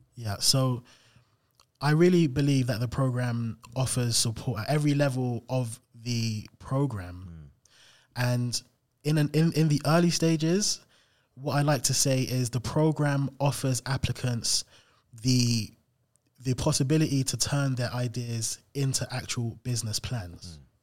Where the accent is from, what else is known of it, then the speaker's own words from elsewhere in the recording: London, United Kingdom; I grew up in South London in Camberwell.